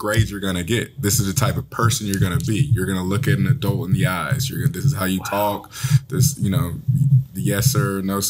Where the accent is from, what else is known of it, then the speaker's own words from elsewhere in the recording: Gwinnett County, Georgia, United States; I'm from Gwinnett County, Georgia. That's east of Atlanta.